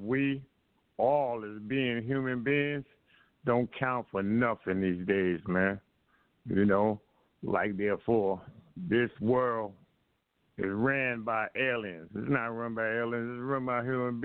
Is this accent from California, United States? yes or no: no; New York City, New York, United States; born and raised in Harlem